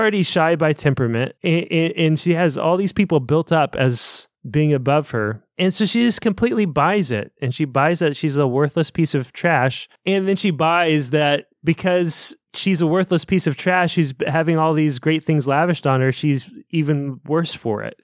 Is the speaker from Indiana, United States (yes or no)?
yes; Evansville, Indiana, United States; I'm from Evansville. This is how we talk